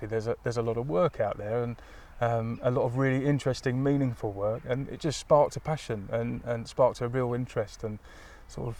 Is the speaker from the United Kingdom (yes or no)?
yes; Crawley, South East England, United Kingdom; I grew up in a town not too far from here in West Sussex